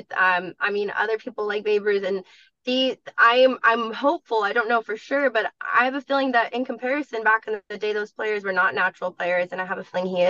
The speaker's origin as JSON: {"language": "English", "town": "San Diego", "region": "California", "country": "United States", "tie": "born or raised there", "said": "My family is obviously growing up, we're from San Diego"}